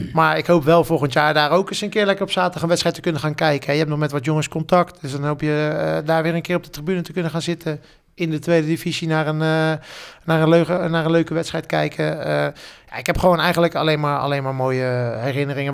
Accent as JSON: {"language": "Dutch", "town": "The Hague", "region": "South Holland", "country": "Netherlands", "said": "voor mij als, als Hagenees"}